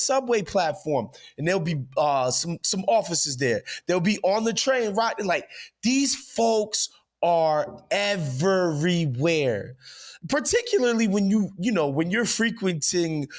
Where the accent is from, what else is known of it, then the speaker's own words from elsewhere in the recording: New York City, New York, United States; also born or lived in Los Angeles; growing up in New York